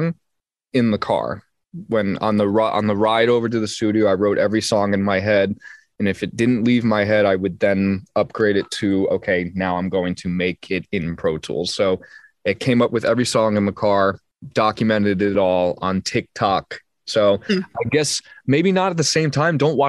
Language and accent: English; United States; accent: very American; my very American accent